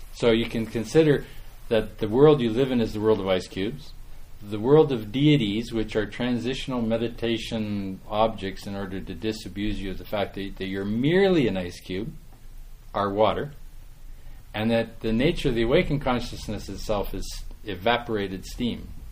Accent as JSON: {"language": "English", "region": "Saskatchewan", "country": "Canada", "tie": "born or raised there", "moved": "yes", "said": "I'm from Saskatchewan originally"}